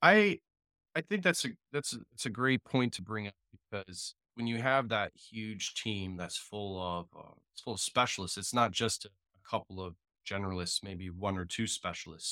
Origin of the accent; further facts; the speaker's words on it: Jacksonville, Florida, United States; web developer from Jacksonville, Florida